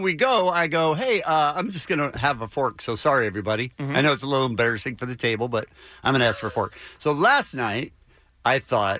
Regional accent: Phoenix, Arizona, United States; I grew up in Phoenix with a swimming pool.

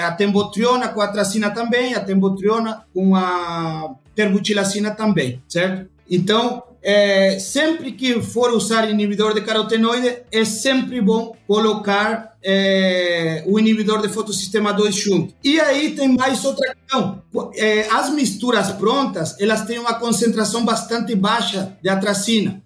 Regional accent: Uruguay; Portuguese is a second language; moved away as an adult; now in Brazil; esse sotaque não é de brasileiro, não. Eu sou uruguaio.

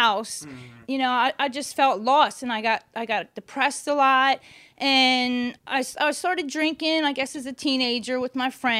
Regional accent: Catonsville, Maryland, United States; also born or lived in Baltimore, Maryland; I was born in Catonsville, Maryland

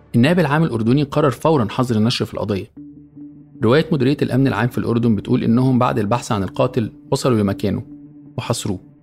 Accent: Egypt; عندنا في مصر

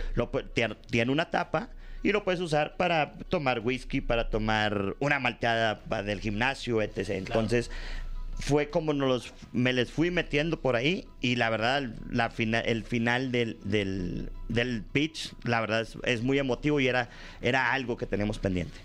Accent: Monterrey, Nuevo León, Mexico; allá en el norte, en mi tierra, en Monterrey

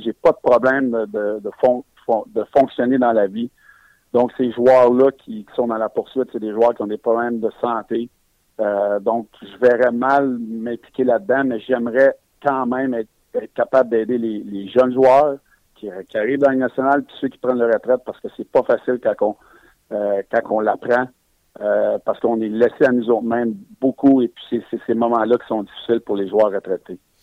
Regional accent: Quebec, Canada; Je suis un Québécois

